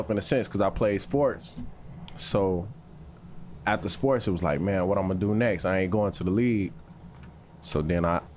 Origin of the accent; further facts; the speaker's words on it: Chicago, Illinois, United States; also born or lived in Alabama; I'm from Chicago, okay. From the east side